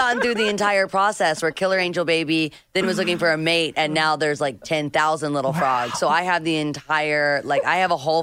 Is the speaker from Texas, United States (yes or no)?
no; Nashville, Tennessee, United States; now in Malibu, United States; I am from Nashville. I never thought I would live by the beach